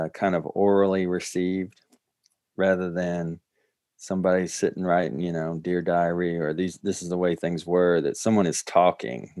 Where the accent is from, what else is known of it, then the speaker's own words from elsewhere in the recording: Tennessee, United States; I'm from Tennessee.